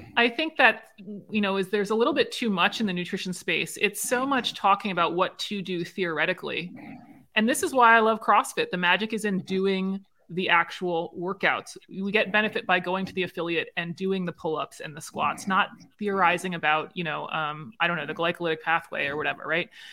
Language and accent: English; Maryland, United States; I'm from Maryland